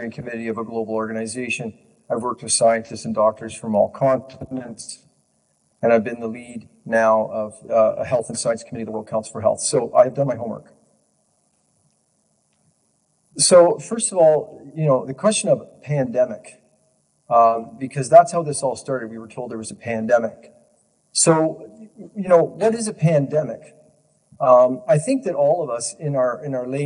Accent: Ontario, Canada; I'm Canadian born, and I've lived in Ontario my entire life

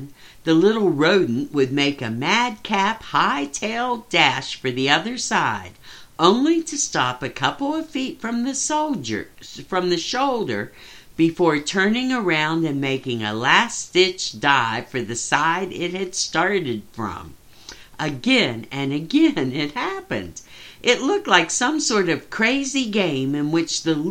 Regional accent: West Virginia, United States; growing up in West Virginia, the only time we used that is we'd say we stoved our finger

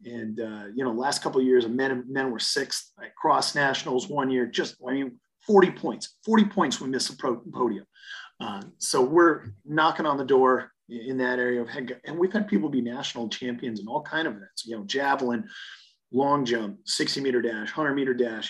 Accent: the Dakotas, United States; moved away as an adult; also born or lived in Atlanta / Colorado Springs; I was from the Dakotas

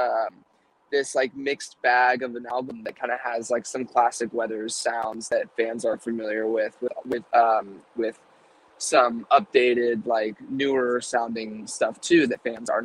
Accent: California, United States; born or raised there

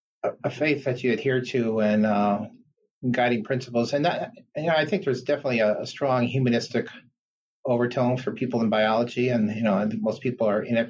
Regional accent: Detroit, Michigan, United States; also born or lived in Baltimore / upstate New York; I'm from the Detroit area, actually. I grew up here

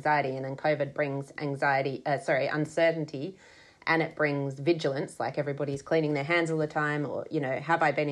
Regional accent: Sydney, New South Wales, Australia; moved away as an adult; also born or lived in Melbourne, Australia; now in Brisbane, Australia; I grew up in Sydney

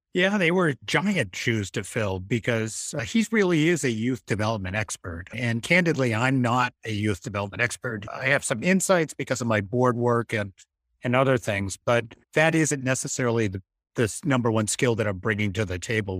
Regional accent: Massachusetts, United States; moved away as an adult; also born or lived in Boston; now in Maine, United States; I grew up in Massachusetts, but I have lots of roots in Maine

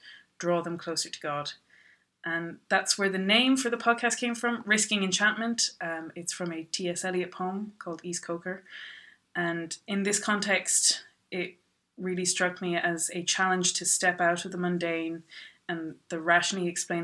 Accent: Ireland; also born or lived in Dublin; I am from Ireland. I'm living in Dublin.

